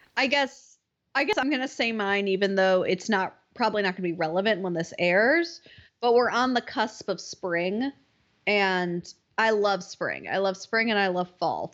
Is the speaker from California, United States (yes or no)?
no; Wisconsin, United States; I grew up in Wisconsin